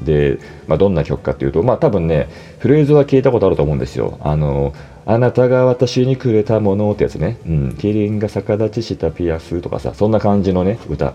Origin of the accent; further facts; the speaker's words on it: Toshima, Tokyo, Japan; もともと私が豊島区の出身なんで、うん、豊島区の中学校だったから